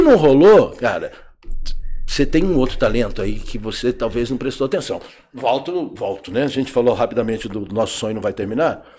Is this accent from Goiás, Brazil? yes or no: yes; Goiás, Brazil; moved away; also born or lived in São Paulo / Rio de Janeiro; eu sou do Goiás